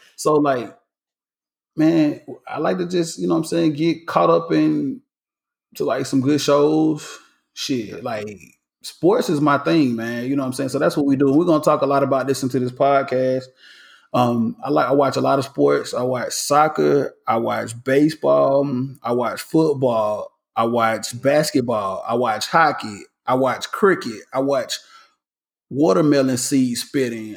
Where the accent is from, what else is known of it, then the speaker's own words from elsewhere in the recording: College Park, Georgia, United States; I represent Atlanta, Georgia, but I actually grew up in College Park, Georgia